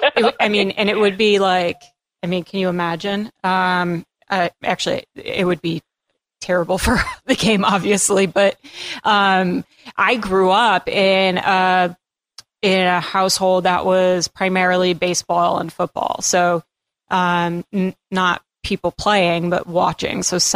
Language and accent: English; Massachusetts, United States; now in Tampa, United States; I grew up in Massachusetts, I'm down in Tampa now